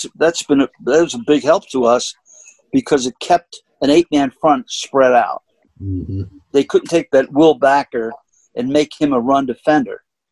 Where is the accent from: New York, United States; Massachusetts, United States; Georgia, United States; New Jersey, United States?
New York, United States; New York City; that's from growing up in the Bronx.